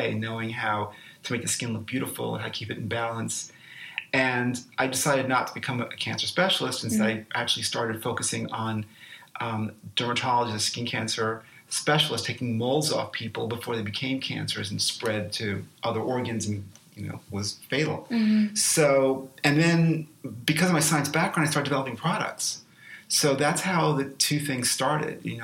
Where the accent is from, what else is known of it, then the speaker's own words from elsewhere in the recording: New York City, New York, United States; I was born and raised in New York City